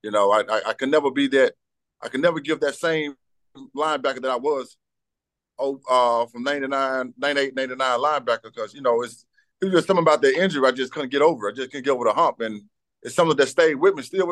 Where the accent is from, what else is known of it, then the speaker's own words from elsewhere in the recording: Batesville, Mississippi, United States; I came from South Panola High School